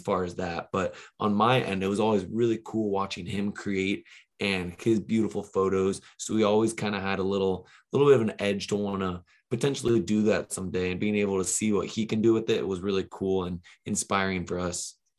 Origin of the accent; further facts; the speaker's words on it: Ventura, California, United States; I grew up here in Ventura, California, which is about an hour north of Los Angeles.